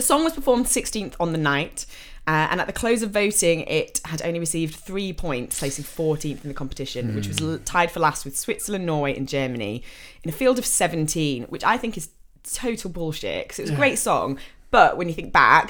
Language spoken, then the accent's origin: English; England, United Kingdom; we're English and we can't speak other languages